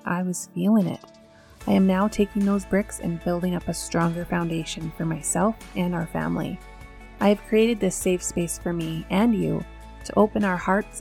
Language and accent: English; Shaunavon, Saskatchewan, Canada; moved away; also born or lived in Medicine Hat, Alberta; Stacy and I grew up in Shaunavon, Saskatchewan